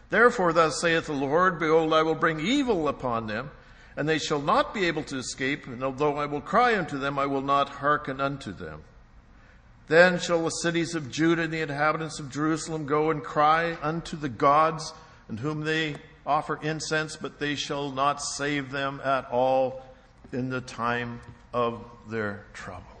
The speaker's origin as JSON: {"language": "English", "country": "Canada", "also_born_or_lived": "United States", "said": "I'm a Canadian, actually I'm a dual citizen"}